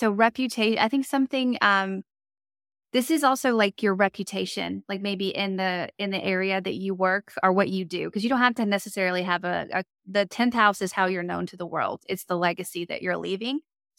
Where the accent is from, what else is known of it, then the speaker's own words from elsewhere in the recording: Monroe, Louisiana, United States; I was born in Monroe.